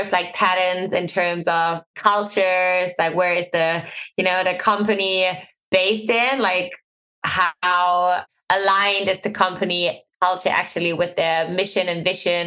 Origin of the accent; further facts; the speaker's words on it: Germany; I'm born and raised in Germany